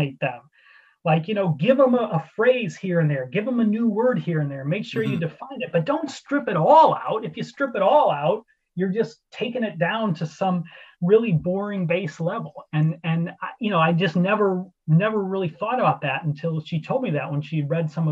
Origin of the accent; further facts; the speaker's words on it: Ottawa, Illinois, United States; moved away as an adult; now in Edinburgh, United Kingdom; my hometown newspaper in Ottawa, Illinois, the Times, when I was in high school